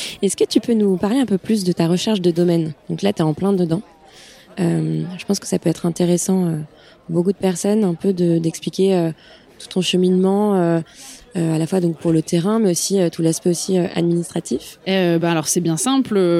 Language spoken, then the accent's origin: French; Auvergne-Rhône-Alpes, France; j'ai grandi en Auvergne.